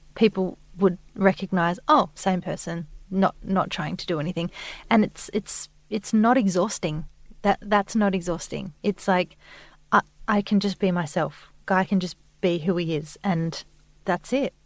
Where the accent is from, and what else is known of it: Adelaide, South Australia, Australia; now in Sydney, Australia